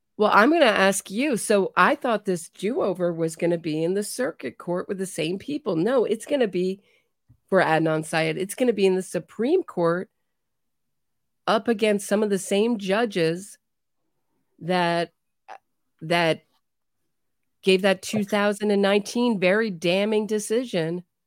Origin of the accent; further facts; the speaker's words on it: United States; as an American